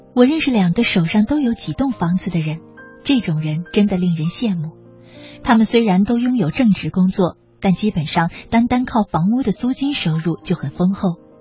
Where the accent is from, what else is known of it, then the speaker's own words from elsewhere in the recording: China; 我们中国人